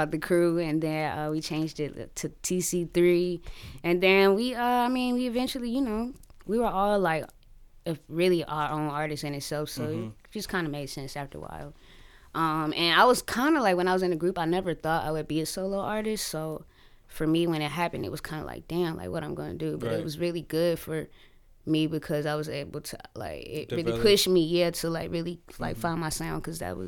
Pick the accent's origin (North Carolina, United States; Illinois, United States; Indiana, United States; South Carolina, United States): North Carolina, United States; Creedmoor; I'm from a small town outside of Raleigh, a little town called Creedmoor. I'm from Creedmoor.